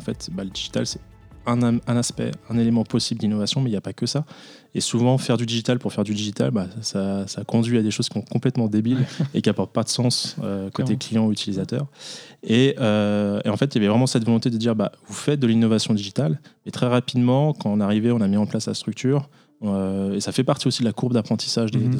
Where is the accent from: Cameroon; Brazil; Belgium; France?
France; moved away as an adult; now in Switzerland; je suis français